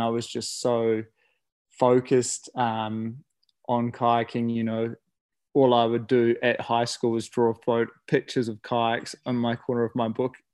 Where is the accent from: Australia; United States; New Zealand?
New Zealand; Okere Falls, Bay of Plenty; i guess i grew up in Okere Falls so that's where the Okere River or the kaituna river flows from